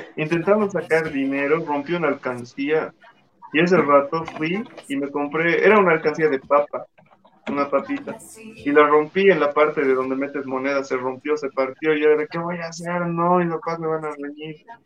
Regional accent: Cochabamba, Bolivia; moved away; yo soy de Cochabamba

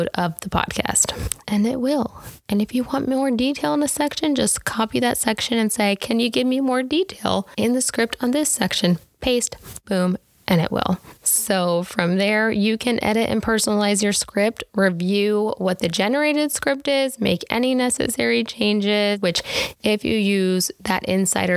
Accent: Tennessee, United States; I was raised in Tennessee, so I say y'all

